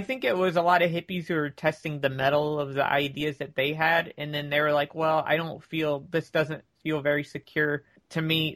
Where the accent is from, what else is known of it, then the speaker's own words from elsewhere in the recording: near Tampa, Central Florida, United States; Florida near Tampa, but not Tampa